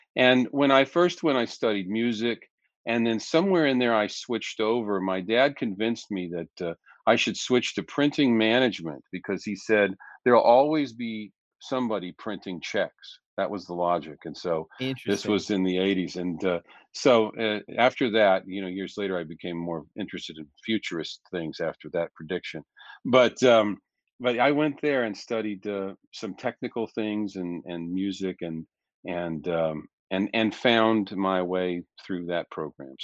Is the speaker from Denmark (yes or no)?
no; Pittsburg, Kansas, United States; I grew up in Pittsburgh, Kansas, a little town near Joplin, Missouri